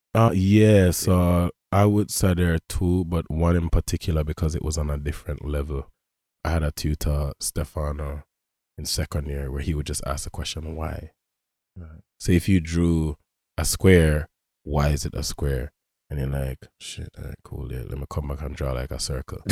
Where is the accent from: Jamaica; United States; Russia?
Jamaica; first language English; moved away; I grew up in Jamaica